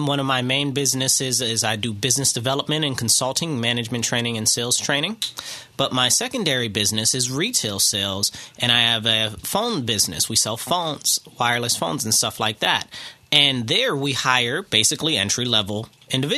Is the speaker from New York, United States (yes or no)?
yes; Rochester, New York, United States; I'm from the city of Rochester. I grew up in Rochester pretty much all my life.